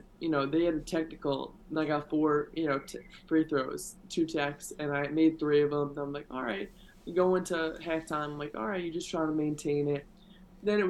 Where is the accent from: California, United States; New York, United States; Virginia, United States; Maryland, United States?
New York, United States; I'm from New York